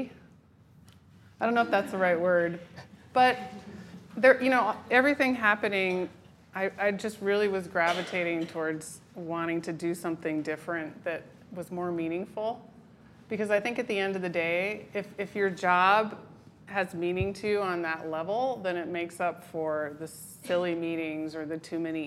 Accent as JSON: {"language": "English", "town": "Berkeley", "region": "California", "country": "United States", "tie": "born or raised there", "also_born_or_lived": "New Hampshire", "moved": "as an adult", "said": "I grew up in Berkeley"}